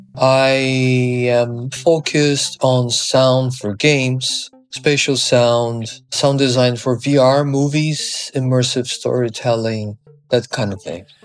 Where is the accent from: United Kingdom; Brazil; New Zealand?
Brazil; moved away; I was born in Brazil on a tropical island full of sounds